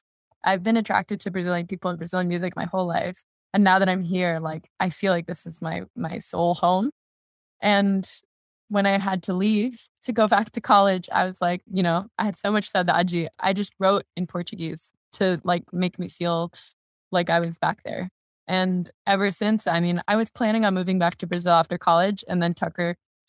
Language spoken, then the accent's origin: English; Germany; born there; So I was born in Germany. I lived in 7 different countries.